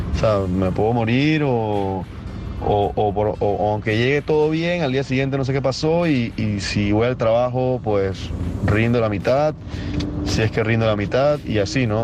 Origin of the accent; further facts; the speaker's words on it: Panama; soy de Panamá.